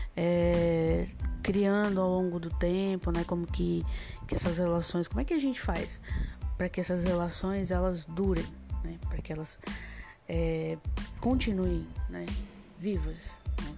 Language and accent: Portuguese; Rio Grande do Norte, Brazil; now in Fortaleza, Brazil; eu sou do Grande Norte, mas atualmente eh, eu tô aqui por Fortaleza há 7, 8 anos